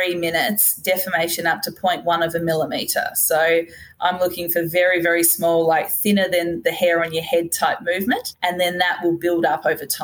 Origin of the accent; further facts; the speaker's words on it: Hobart, Tasmania, Australia; I'm from Hobart originally.